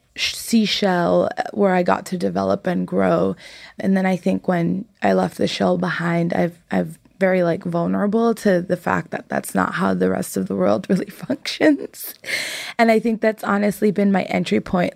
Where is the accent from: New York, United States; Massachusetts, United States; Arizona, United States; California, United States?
California, United States; San Jose; I grew up in the Bay Area. I grew up in San Jose